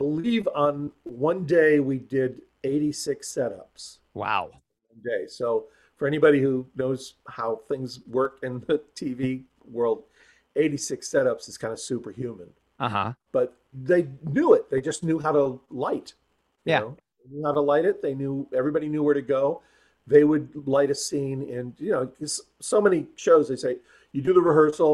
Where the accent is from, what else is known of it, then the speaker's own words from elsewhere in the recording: Phoenix, Arizona, United States; moved away; also born or lived in Hollywood; I grew up in Phoenix, Arizona, and ended up in Hollywood.